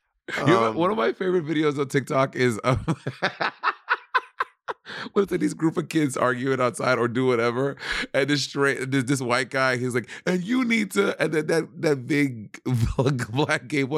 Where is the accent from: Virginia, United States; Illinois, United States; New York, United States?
New York, United States; But as a New Yorker, I can say that.